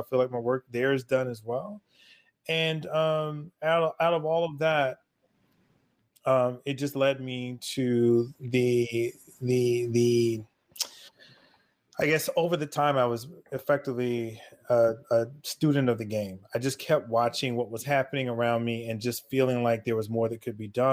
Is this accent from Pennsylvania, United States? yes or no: no; North Carolina, United States; I'm originally from North Carolina, and born, raised, educated there